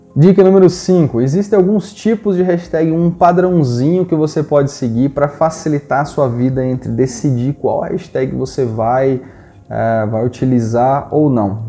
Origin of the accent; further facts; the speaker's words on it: Paraná, Brazil; eu sou da região do Paraná